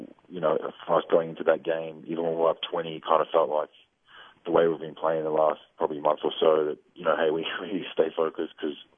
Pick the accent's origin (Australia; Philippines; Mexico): Australia; I was born in Australia